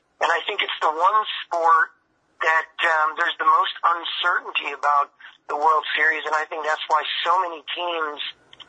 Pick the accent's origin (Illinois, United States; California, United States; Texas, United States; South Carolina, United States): Illinois, United States; Chicago; moved away; I got a chance to work in my hometown for the White Sox